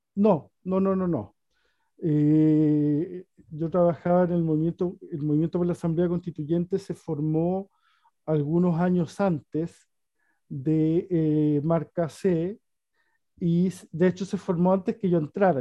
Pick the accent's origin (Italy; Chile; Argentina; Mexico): Chile; Chuquicamata, Antofagasta; moved away as an adult; now in Santiago, Chile; Soy antofagastino, chuquicamatino de nacimiento